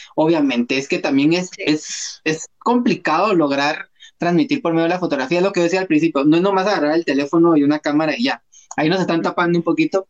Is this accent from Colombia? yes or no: no; Guatemala; como guatemaltecos